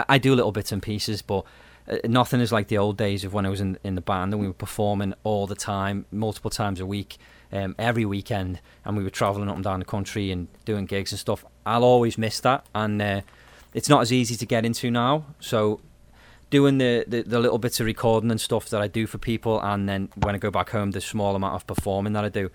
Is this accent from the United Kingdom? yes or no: yes; United Kingdom